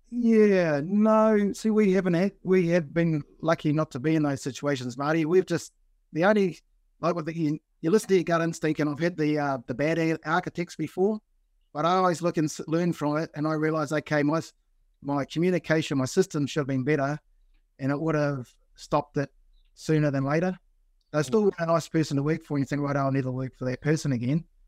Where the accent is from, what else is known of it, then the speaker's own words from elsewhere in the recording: Blenheim, Marlborough, New Zealand; now in Sydney, Australia; I'm originally from New Zealand, did my time in Blenheim